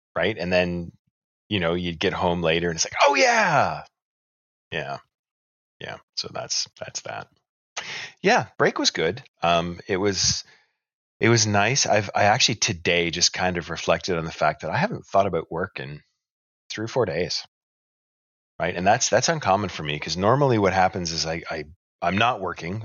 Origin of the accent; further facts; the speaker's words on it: Canada; We're even Canadian